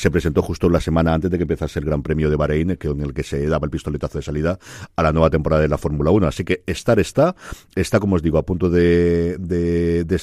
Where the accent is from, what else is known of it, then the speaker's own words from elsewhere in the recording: Bilbao, Basque Country, Spain; also born or lived in Alicante; Bilbao nací en Alicante